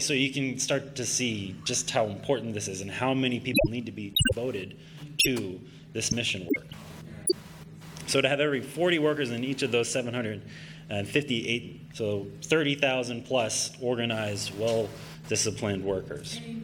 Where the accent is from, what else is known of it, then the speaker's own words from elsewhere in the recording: Pennsylvania, United States; also born or lived in Allentown, Pennsylvania; I'm from Pennsylvania. I'm, I'm living in Allentown, Pennsylvania right now